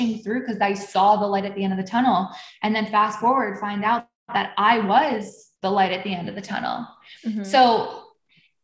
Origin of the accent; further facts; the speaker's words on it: Buffalo, New York, United States; I grew up in Buffalo, New York